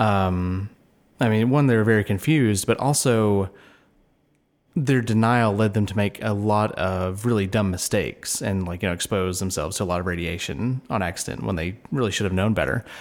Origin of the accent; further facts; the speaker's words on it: United States; as an American